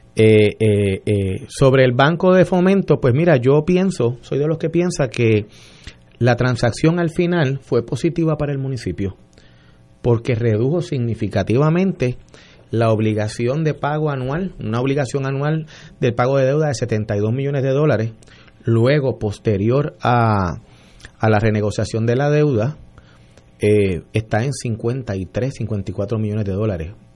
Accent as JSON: {"language": "Spanish", "town": "San Juan", "country": "Puerto Rico", "said": "soy un, un sanjuanero de 50 años"}